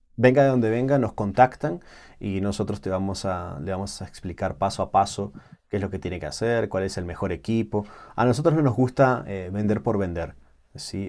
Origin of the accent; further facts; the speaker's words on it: Uruguay; moved away; nací en Uruguay